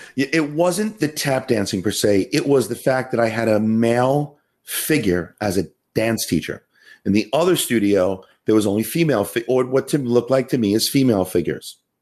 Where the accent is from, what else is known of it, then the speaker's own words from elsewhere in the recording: New York City, New York, United States; accent: Queens; moved away as an adult; also born or lived in Syosset, New York; growing up in Howard Beach